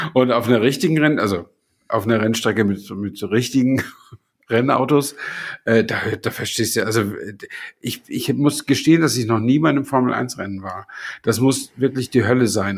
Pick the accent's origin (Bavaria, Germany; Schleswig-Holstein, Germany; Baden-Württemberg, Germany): Schleswig-Holstein, Germany; Flensburg; ich stamme aus Flensburg und nicht aus Buxtehude